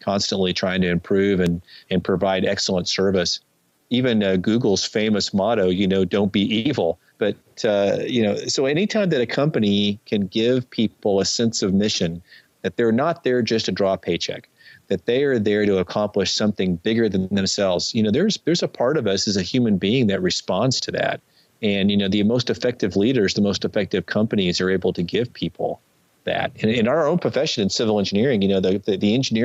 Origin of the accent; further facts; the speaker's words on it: Dallas–Fort Worth area, Texas, United States; I grew up in Dallas, Fort Worth area